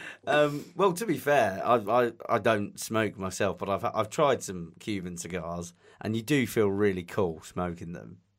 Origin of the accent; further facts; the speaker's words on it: England, United Kingdom; accent: English; My English accent